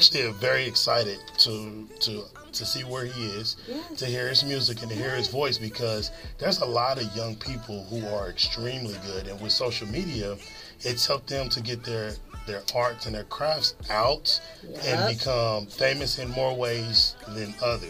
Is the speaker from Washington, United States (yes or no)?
no; Kansas City, Missouri, United States; I'm from the Midwest, and I'm from Kansas City